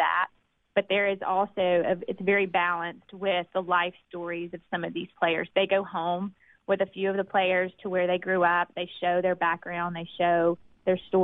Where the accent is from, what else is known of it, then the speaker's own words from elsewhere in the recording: Clinton, Mississippi, United States; growing up in Clinton and growing up in an educated family